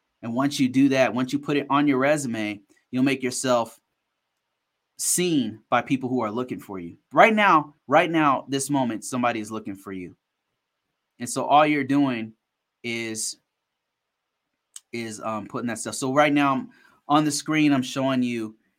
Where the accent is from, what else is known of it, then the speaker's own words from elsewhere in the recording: Ghana; I'm from Ghana. I worked for the Ghanaian government 6 years ago or whatever.